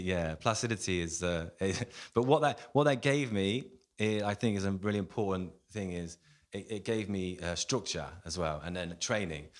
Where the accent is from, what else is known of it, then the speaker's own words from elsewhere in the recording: Coventry, West Midlands, United Kingdom; I'm born and raised in Coventry in the Midlands